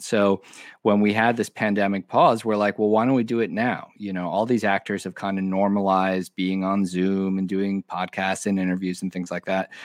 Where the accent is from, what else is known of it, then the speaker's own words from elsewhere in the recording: Omaha, Nebraska, United States; also born or lived in Madison, Wisconsin; I was born in Madison, Wisconsin, but I basically grew up in Omaha, Nebraska.